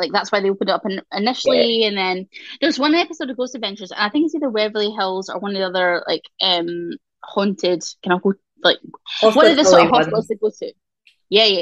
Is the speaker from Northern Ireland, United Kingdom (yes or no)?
no; Scotland, United Kingdom; we are so influential as Scottish people